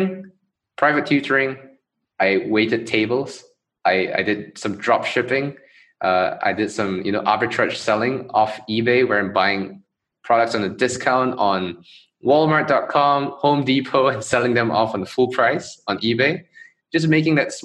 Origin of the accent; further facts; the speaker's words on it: Johor Bahru, Johor, Malaysia; I grew up in Malaysia, in Johor Bahru, basically a city right across the causeway